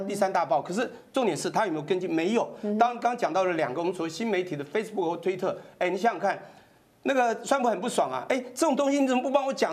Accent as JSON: {"language": "Chinese", "country": "Taiwan", "said": "我们台湾人"}